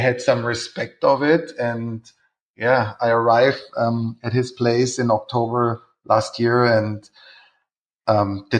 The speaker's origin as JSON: {"language": "English", "town": "Munich", "region": "Bavaria", "country": "Germany", "tie": "born or raised there", "said": "I'm born and raised in Munich"}